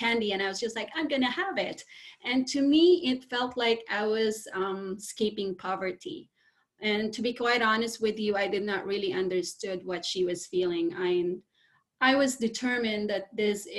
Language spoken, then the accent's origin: English; Philippines; I was born and raised in the Philippines